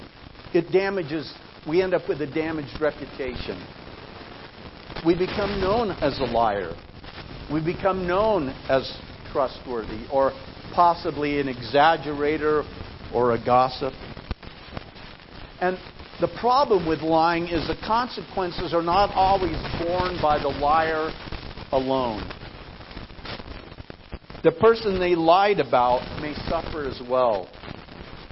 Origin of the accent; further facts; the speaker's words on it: Idaho, United States; I grew up in Idaho.